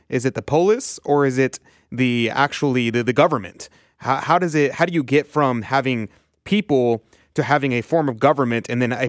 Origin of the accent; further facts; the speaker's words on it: United States; being a Catholic, you know, we don't want to be revolutionaries. In fact, we want to be counter-revolutionaries. But at the same time, as an American